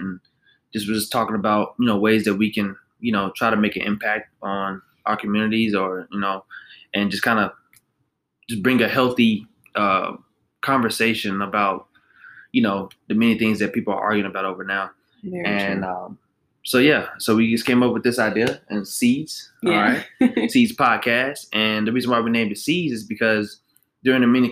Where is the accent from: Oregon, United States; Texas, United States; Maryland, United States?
Texas, United States; Fort Worth; I was born and raised in Fort Worth.